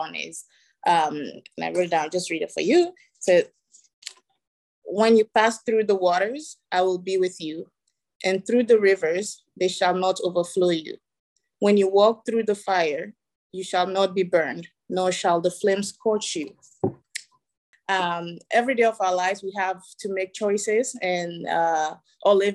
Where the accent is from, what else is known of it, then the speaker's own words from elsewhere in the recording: Ghana; moved away; also born or lived in Togo; I was born in Togo, West Africa, raised in Ghana